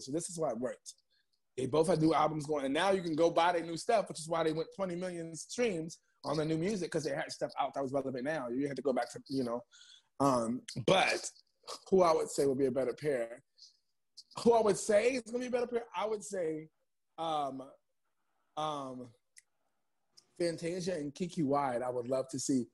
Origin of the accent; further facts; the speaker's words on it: New York City, New York, United States; also born or lived in Bronx, New York; I'm in the Bronx right now recording, but I'm from Harlem, New York